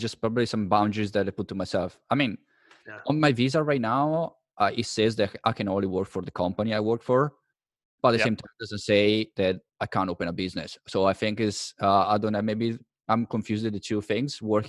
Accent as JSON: {"language": "English", "country": "Italy", "said": "unfortunately, because I'm from Italy, opening a business in Italy, all the bureaucracy is probably just not worth it."}